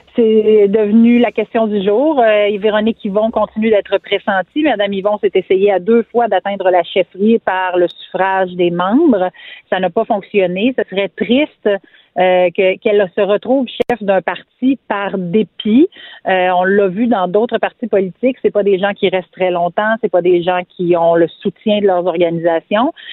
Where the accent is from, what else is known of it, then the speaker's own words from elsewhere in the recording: Quebec, Canada; je suis québécoise. Je m'identifie comme québécoise. Je suis francophone, francophile